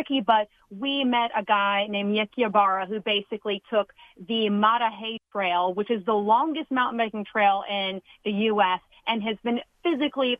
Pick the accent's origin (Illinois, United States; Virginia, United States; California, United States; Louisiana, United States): California, United States; Southern; moved away; I'm from Southern California